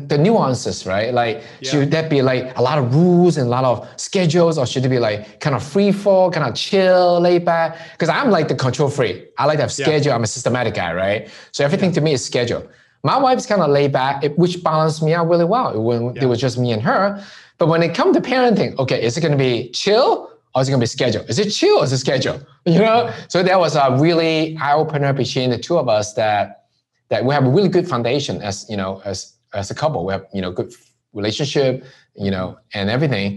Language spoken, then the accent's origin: English; Hong Kong; now in United States; from where I grew up in Hong Kong